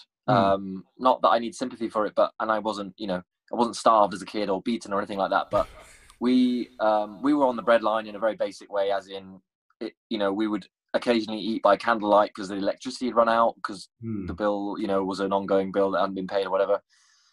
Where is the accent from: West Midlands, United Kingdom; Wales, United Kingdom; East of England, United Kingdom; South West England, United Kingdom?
Wales, United Kingdom; Machynlleth; I'm Welsh